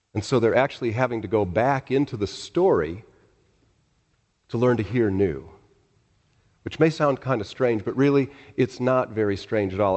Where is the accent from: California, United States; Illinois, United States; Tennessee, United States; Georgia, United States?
Illinois, United States; Chicago; moved away; I was born in Chicago